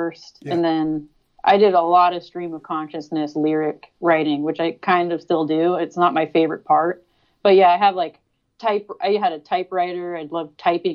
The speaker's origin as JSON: {"language": "English", "town": "Sacramento", "region": "California", "country": "United States", "tie": "born or raised there", "said": "I grew up in Sacramento, so there's a hardcore scene"}